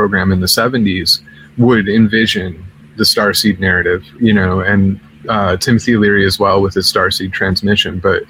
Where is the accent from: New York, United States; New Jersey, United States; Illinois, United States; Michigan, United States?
Illinois, United States; Chicago; I'm from Chicago